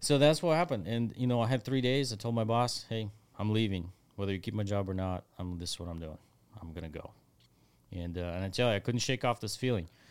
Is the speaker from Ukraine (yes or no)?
yes; Ukraine; now in Texas, United States; the street that I grew up on